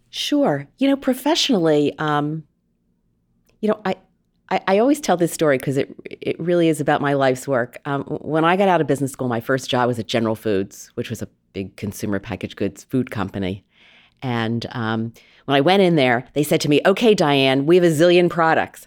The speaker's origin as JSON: {"language": "English", "area": "outside of Philadelphia", "region": "Pennsylvania", "country": "United States", "tie": "born or raised there", "also_born_or_lived": "New England", "moved": "yes", "said": "I grew up outside of Philadelphia, basically on the wrong side of the tracks"}